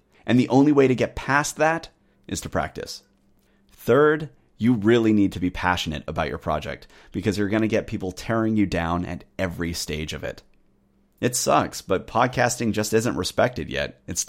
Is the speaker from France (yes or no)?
no; United Kingdom; Those two changes, of course, have led people to question whether I'm truly a Brit. But I am.